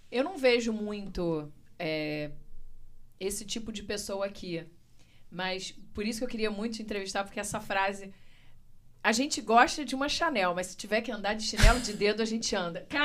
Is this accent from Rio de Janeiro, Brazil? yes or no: yes; Rio de Janeiro, Brazil; Nossa, Eu sou carioca